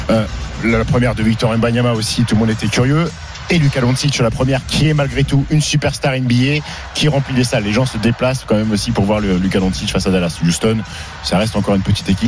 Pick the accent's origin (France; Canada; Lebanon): France; Mais nous, on aime ça parce qu'on